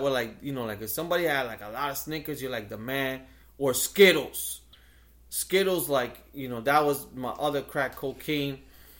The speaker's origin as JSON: {"language": "English", "region": "New York", "country": "United States", "tie": "born or raised there", "said": "growing up in the Heights and growing up with Dominicans"}